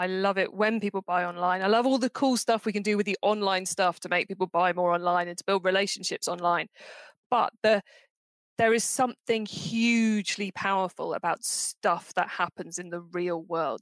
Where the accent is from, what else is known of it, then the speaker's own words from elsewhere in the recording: Cornwall, South West England, United Kingdom; I'm from Cornwall.